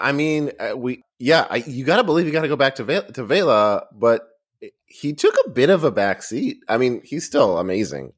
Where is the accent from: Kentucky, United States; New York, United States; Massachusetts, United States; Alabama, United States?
Massachusetts, United States; Boston; I grew up in Boston